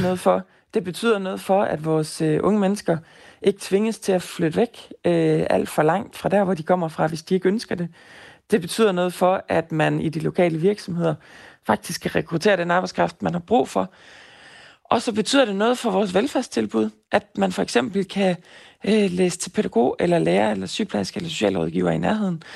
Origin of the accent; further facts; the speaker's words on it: Fjerslev, North Denmark Region, Denmark; Jeg kommer selv fra Fjerslev